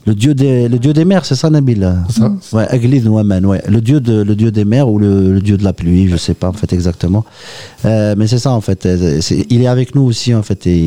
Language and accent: French; Oran, Oran Province, Algeria; je suis né à Oran en fait, je suis un Kabyle d'Oran